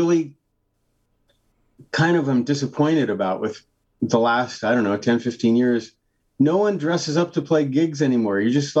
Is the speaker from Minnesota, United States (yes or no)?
no; California, United States; also born or lived in Salinas / Cloverdale / Calistoga / Watsonville; I moved around a lot. I was born in Salinas, California, which is near Monterey.